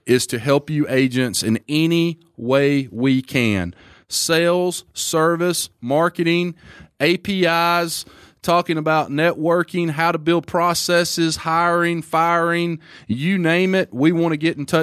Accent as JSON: {"language": "English", "region": "Alabama", "country": "United States", "said": "I'm a redneck from Alabama"}